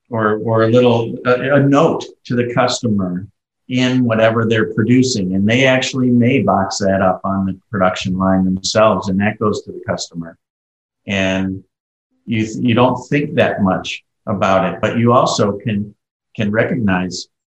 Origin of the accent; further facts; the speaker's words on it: Ohio, United States; I'm from Ohio, where we have the Ohio State University.